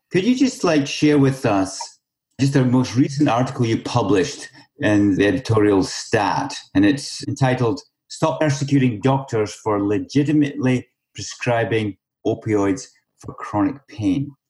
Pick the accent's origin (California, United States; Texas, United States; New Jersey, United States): California, United States; San Francisco Peninsula; I grew up on the San Francisco Peninsula